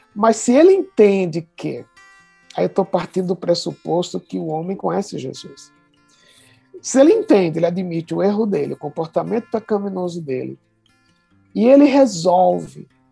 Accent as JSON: {"language": "Portuguese", "region": "Pernambuco", "country": "Brazil", "tie": "born or raised there", "moved": "yes", "lives_now": "São Paulo, Brazil", "said": "sou pernambucano de coração e de nascimento"}